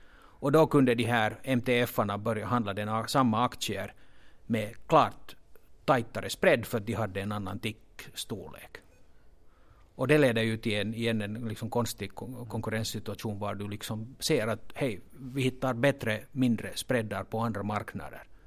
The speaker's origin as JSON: {"language": "Swedish", "country": "Finland", "accent": "Finland Swedish", "said": "jag hoppas att den här finlandssvenskan inte stör åhörarna så mycket"}